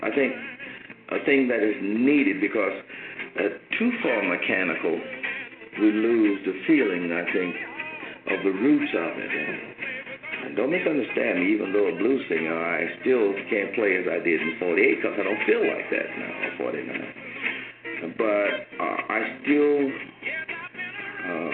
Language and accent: English; Indianola, Mississippi, United States; moved away as an adult; also born or lived in Memphis, Tennessee; I'm from Mississippi. I was born outside of a little place called Indianola, Mississippi